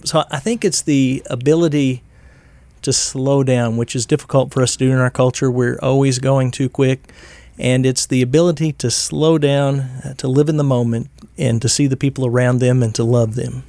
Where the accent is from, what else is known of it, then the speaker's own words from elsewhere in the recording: Missouri, United States; I grew up in church in Missouri